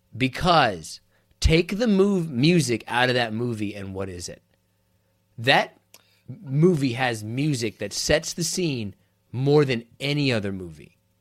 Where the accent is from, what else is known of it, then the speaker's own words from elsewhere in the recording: Kansas, United States; I'm from Kansas